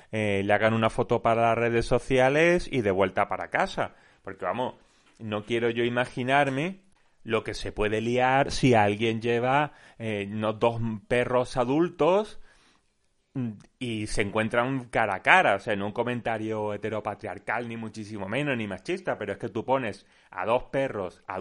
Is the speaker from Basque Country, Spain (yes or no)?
no; Málaga, Andalusia, Spain; yo soy de Málaga, estamos bastante hartos de escuchar